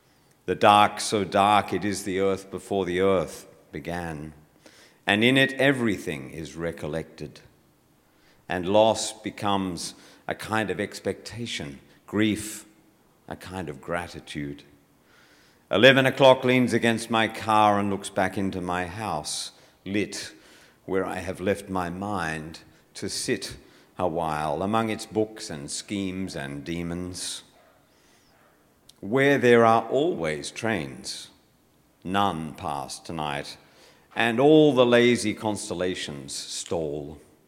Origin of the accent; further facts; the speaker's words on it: Bowral, New South Wales, Australia; This is not cold. I'm from Bowral. This is not cold.